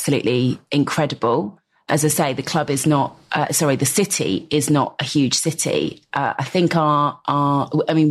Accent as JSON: {"language": "English", "town": "Brighton and Hove", "region": "South East England", "country": "United Kingdom", "tie": "born or raised there", "said": "born and raised in Brighton & Hove"}